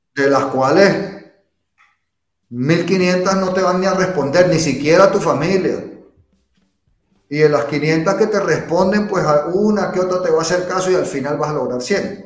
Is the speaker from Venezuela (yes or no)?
yes; Venezuela; moved away as an adult; also born or lived in England; yo soy de Venezuela, bueno, aunque yo nací en Inglaterra, mis padres eran venezolanos, yo me crié en Venezuela.